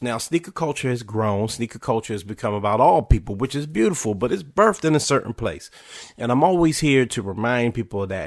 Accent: Washington, United States; spent years playing for my hometown, then called Washington Redskins

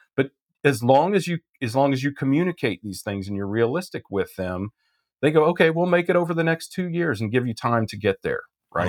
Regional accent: Midwest, Kansas, United States; I was brought up in the Midwest

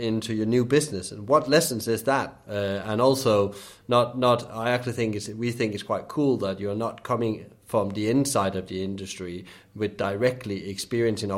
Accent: Denmark; moved away; I'm originally from Denmark

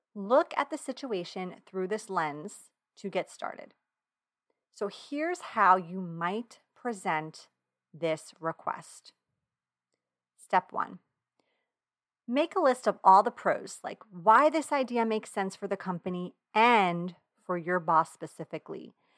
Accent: Long Island, New York, United States; accent: Long Island; my Long Island accent

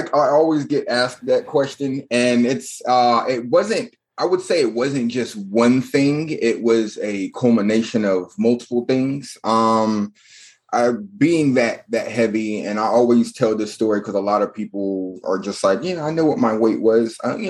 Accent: North Carolina, United States; I'm from North Carolina, born and raised. My dad was in the military, so I've been here and there, but North Carolina has always been near and dear and has been my home. Currently living in Charlotte, North Carolina, went to college at UNC Charlotte

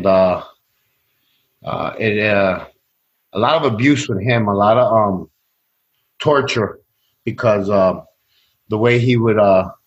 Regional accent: Chicago, Illinois, United States; also born or lived in Sacramento, California; I grew up in Chicago, Latino neighborhood, Mexican neighborhood

